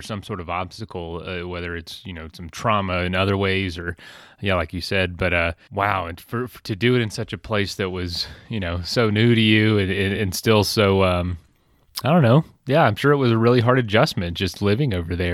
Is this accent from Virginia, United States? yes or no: no; Florida, United States; we're from Florida, but, like, a very southern area